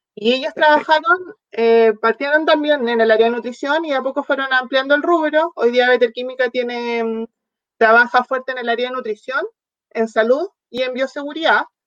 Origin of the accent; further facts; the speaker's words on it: southern Chile, Chile; moved away; also born or lived in near Santiago, Chile; soy del sur de Chile, ahora viviendo ya más cerca de la capital